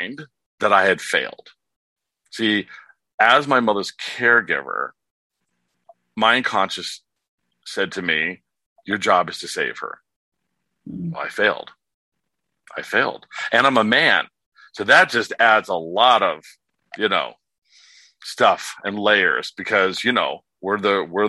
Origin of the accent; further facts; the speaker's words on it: Warren, Pennsylvania, United States; moved away as an adult; also born or lived in California; now in Palm Springs, United States; I was born in Pennsylvania, raised in California, but my father was a alcoholic